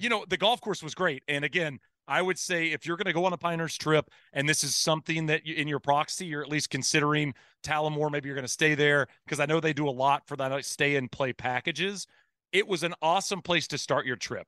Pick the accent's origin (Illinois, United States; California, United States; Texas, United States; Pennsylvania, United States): Texas, United States; moved away; also born or lived in Arizona; I grew up in Texas